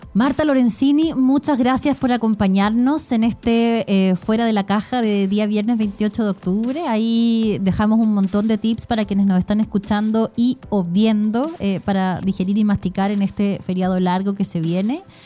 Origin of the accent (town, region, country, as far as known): Chile